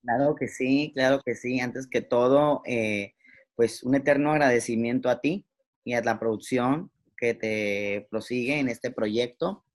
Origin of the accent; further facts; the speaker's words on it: Mazatlán, Sinaloa, Mexico; moved away; also born or lived in Mexico City; yo me llevé, toda mi ropa como que si nunca fuera a volver a Mazatlán